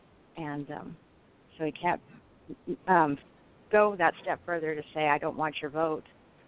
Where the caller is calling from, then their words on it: Southern California, United States; I'm calling from Southern California.